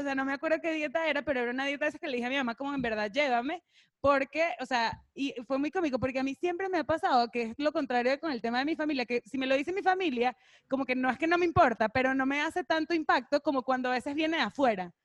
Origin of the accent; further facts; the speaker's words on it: Caracas, Capital District, Venezuela; moved away as an adult; now in Mexico; Yo crecí en Caracas, nací y crecí en Caracas, Venezuela